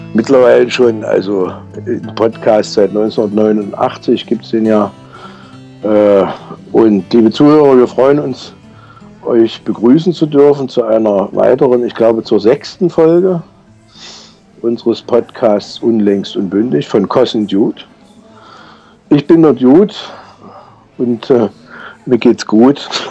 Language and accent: German; Saxony, Germany; hier bei uns in Sachsen